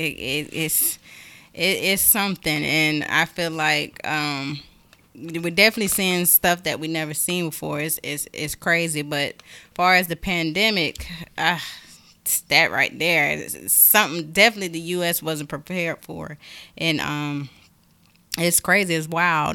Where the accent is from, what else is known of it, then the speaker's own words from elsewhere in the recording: Augusta, Georgia, United States; also born or lived in South Carolina; I'm from Augusta, born in South Carolina. Um, lived here all my life, basically